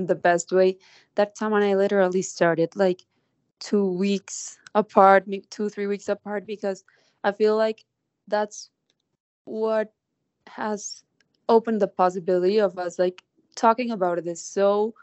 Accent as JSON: {"language": "English", "country": "Colombia", "also_born_or_lived": "New York", "said": "now I'm back in Colombia"}